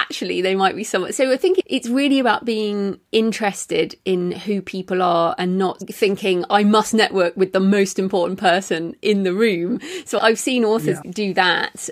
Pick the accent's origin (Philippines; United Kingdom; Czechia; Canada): United Kingdom; England; being English